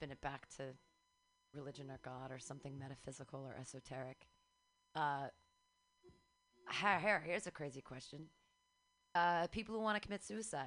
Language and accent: English; Danville, California, United States; Danville, which is here, Bay Area, really, really wealthy part of the Bay Area